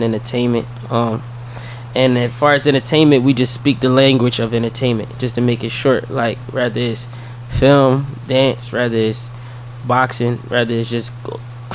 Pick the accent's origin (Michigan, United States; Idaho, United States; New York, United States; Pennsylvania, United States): Pennsylvania, United States; Philadelphia; I'm originally from South Philadelphia